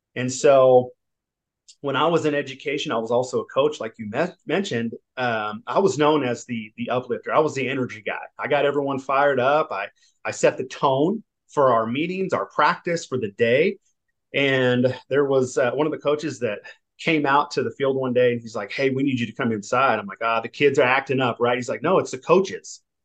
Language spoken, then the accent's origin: English; Southern California, United States; I'm from California. I, I, I, grew up Southern California